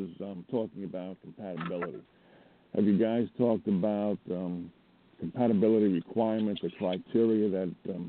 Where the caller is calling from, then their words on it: Montana, United States; from Montana.